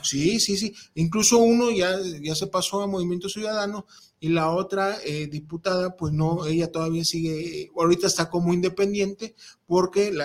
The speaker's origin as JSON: {"language": "Spanish", "country": "Mexico", "said": "mi INE que dice que soy mexicano, cabrón, y soy pueblo"}